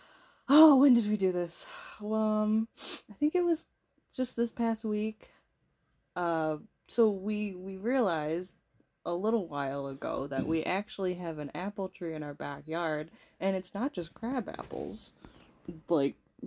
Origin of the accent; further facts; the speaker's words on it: New York, United States; moved away; we come from New York